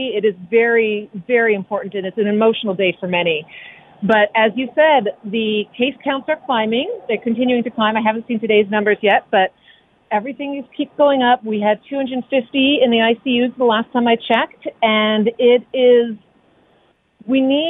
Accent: Canada; we're Canadian.

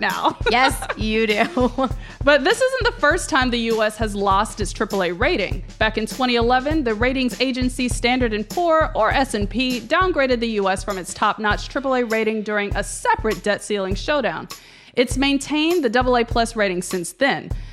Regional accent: Memphis, Tennessee, United States; I grew up in Memphis, Tennessee

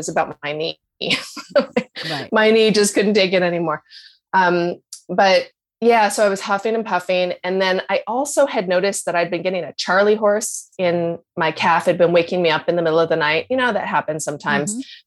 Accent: Canada; I'm so Canadian

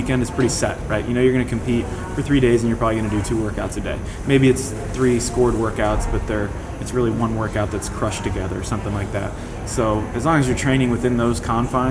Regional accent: Ohio, United States; Ohio is a state that I grew up in the United States

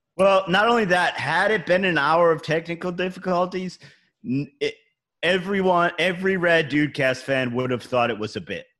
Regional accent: Cleveland, Ohio, United States; now in New York City, United States; I'm from Cleveland. That's where I grew up. We're we're all in New York City now

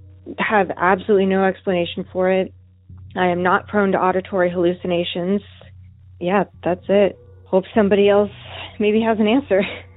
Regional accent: California, United States; Hi, Derek. … I'm from California.

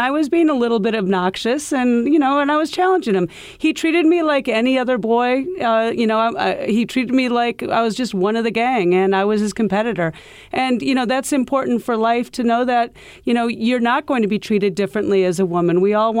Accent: Iowa, United States; now in New York City, United States; You know, I came from Iowa where golf was huge. The Midwest golf is very big.

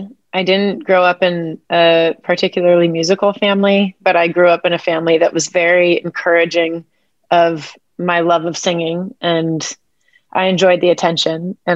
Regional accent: Maryland, United States; now in Nashville, United States; I'm up on the Chesapeake right now. I'm originally from Maryland, so my husband and I came up before the holidays

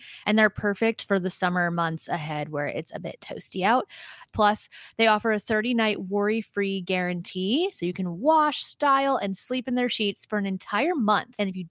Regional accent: Nashville, Tennessee, United States; Well, I'm from Nashville. I spent most of my life in Nashville, and I love it.

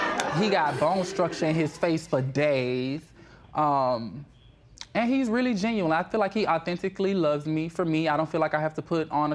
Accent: Florida, United States; now in Dallas, United States; I'm from Florida

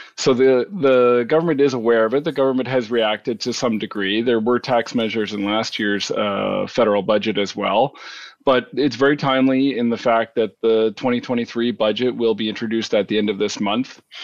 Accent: Canada; we're Canadian

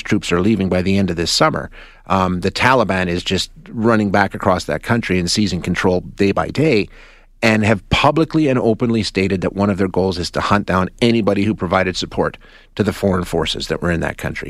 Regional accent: Canada; as a Canadian

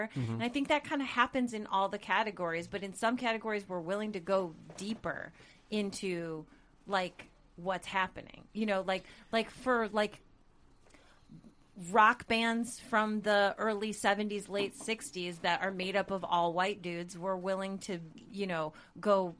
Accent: Crest Hill, Illinois, United States; I'm from Crest Hill. It's near Joliet, the southwest suburbs

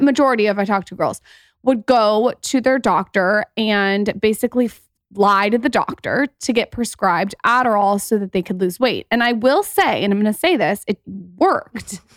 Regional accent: San Diego, California, United States; also born or lived in Los Angeles; I was living in L A for a long time. I'm also from San Diego

